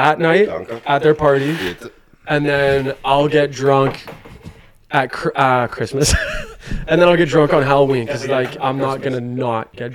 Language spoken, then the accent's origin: English; Canada; I'm Canadian